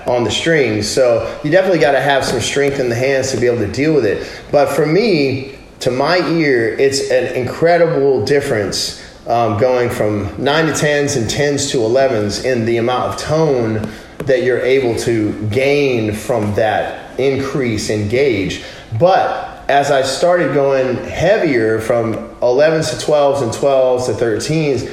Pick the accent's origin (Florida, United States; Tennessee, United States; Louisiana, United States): Louisiana, United States; also born or lived in California; I'm from Louisiana. We got a place down there. My family's all in Louisiana